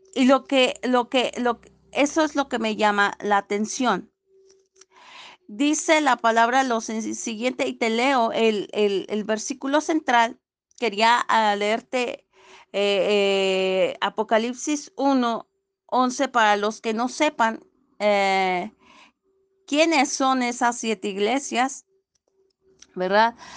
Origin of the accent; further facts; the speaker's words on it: Cortázar, Guanajuato, Mexico; soy de Cortázar, Guanajuato, México.